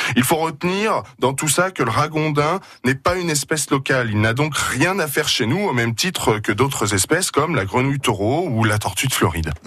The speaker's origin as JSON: {"language": "French", "area": "Moselle", "region": "Grand Est", "country": "France", "said": "chez nous en Moselle"}